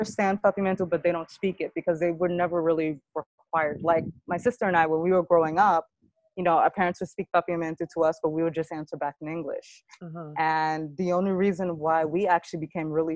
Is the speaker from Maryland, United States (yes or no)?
no; New York City, New York, United States; I grew up in St. Albans and Queens